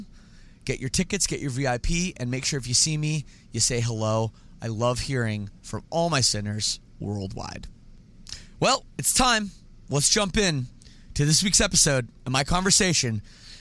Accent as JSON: {"language": "English", "town": "Toronto", "region": "Ontario", "country": "Canada", "said": "I'm from Toronto area"}